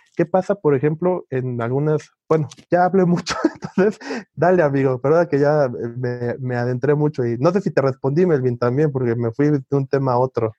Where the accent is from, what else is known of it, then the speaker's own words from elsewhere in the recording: Mexico; Soy mexicano.